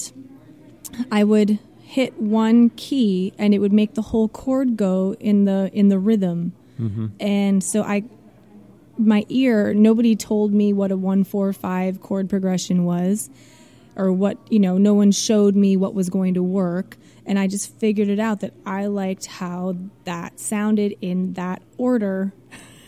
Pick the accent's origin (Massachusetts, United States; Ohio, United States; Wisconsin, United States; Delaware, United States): Wisconsin, United States; Algoma; moved away as an adult; also born or lived in Baltimore, Maryland; now in California, United States; I'm from Wisconsin, small town, Algoma, Wisconsin, which is about 25 miles east of Green Bay